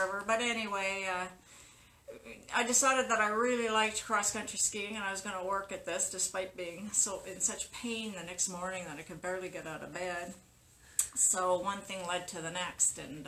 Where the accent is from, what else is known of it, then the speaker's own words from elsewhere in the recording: Winnipeg, Manitoba, Canada; moved away; I was born and brought up in Winnipeg